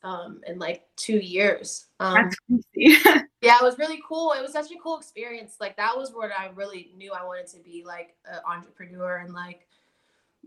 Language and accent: English; Washington, District of Columbia, United States; also born or lived in Silver Spring, Maryland; Born and raised in Southeast Washington, D.C., grew up in like Silver Spring, Maryland. Also moved back to D.C. during like middle school